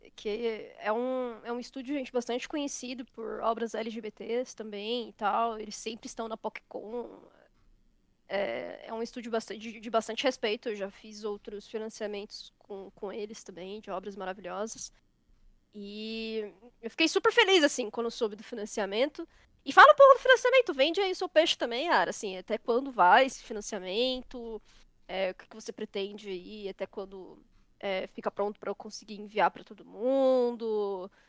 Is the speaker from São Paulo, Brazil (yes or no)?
yes; São Paulo, Brazil; Tanto eu quanto a Leti somos paulistas